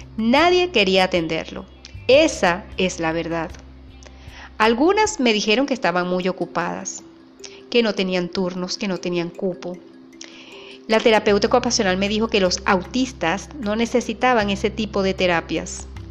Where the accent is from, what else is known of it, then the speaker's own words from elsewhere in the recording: Venezuela; Soy venezolana, vivo en un pequeño pueblo llamado Paraguaná